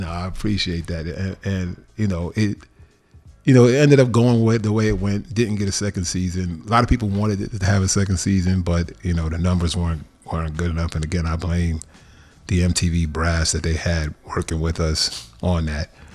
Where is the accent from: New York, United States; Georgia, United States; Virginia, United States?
New York, United States; moved away as an adult; now in Los Angeles, United States; I'm always a New Yorker a thousand percent, even though I've lived in L A fifteen years now. But growing up in New York